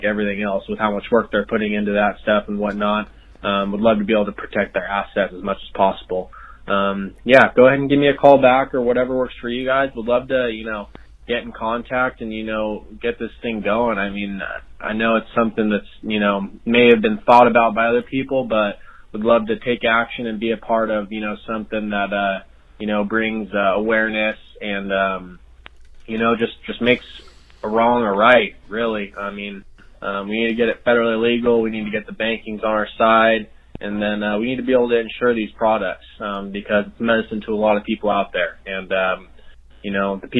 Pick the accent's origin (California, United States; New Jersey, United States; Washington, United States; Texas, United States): California, United States; Central Valley of; I'm from the Central Valley of California.